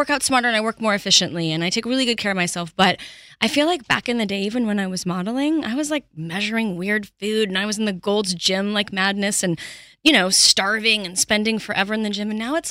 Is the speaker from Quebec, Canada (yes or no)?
yes; Montreal, Quebec, Canada